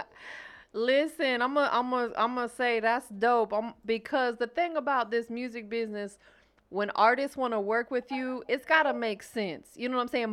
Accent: Florida, United States; I'm from Florida

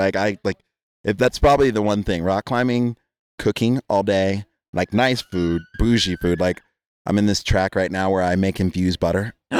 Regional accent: East Coast, United States; also born or lived in Jamaica; For the record, I am Jamaican. I'm Caribbean. Growing up on the East Coast.

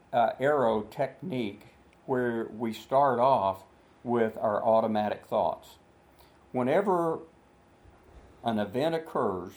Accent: Dallas, Texas, United States; I'm a Texan. I grew up, I was born in Dallas, Texas

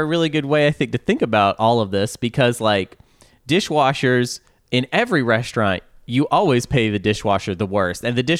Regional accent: Arkansas, United States; I think I say that because I'm from Arkansas.

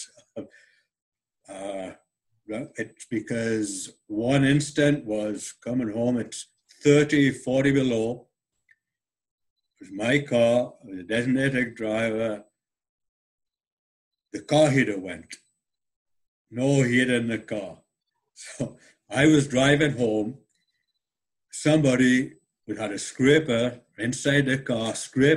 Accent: about 2 miles from Hadrian's Wall, the north of England, United Kingdom; now in Winnipeg, Canada; I come from England, Northern England

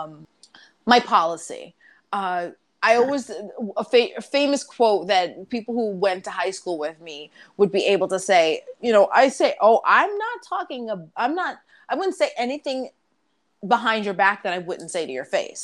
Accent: New York, United States; accent: New York; I am from New York

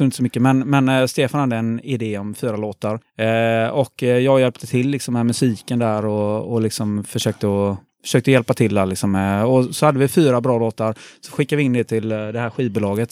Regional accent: Gothenburg, Västra Götaland, Sweden; jag är born and raised eh, i Göteborg, eh, faktiskt på eh, bakom Avenyn, så jag är en stadsgrabb

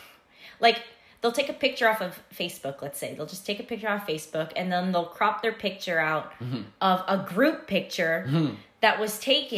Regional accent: Philippines; I'm Filipino

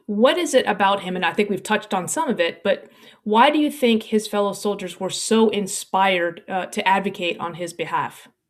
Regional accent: United States; as an American

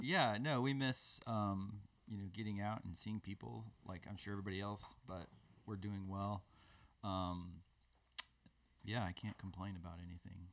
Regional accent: Des Moines, Iowa, United States; moved away; I grew up in Des Moines, Iowa, in the Midwest

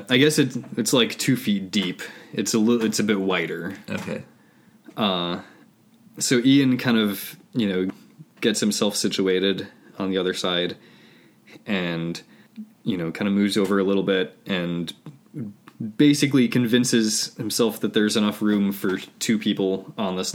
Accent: United Kingdom; I mean lifts because we're British.

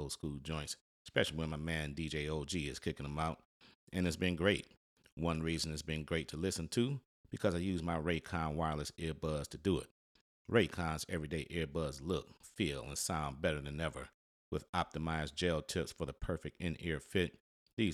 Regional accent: Detroit, Michigan, United States; I'm from Detroit

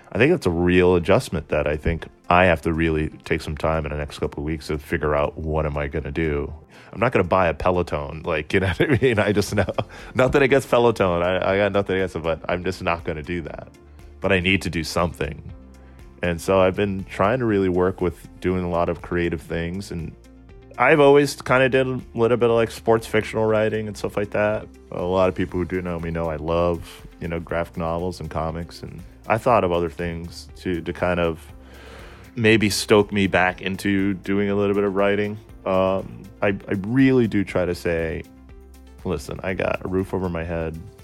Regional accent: Somerville, Massachusetts, United States; also born or lived in Cambridge, Massachusetts; I'm from Somerville, Massachusetts, uh, born in Cambridge, raised in Somerville.

